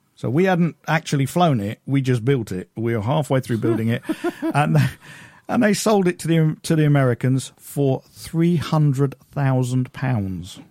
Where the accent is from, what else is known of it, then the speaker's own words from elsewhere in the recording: United Kingdom; I'm British